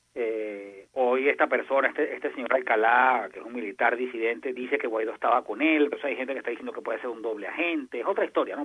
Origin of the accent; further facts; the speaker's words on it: Venezuela; como venezolano